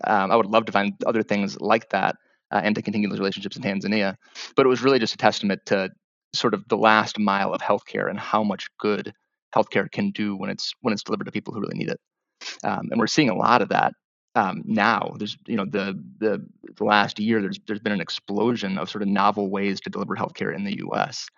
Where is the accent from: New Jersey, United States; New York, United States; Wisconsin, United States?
Wisconsin, United States; moved away as an adult; I'm from Wisconsin originally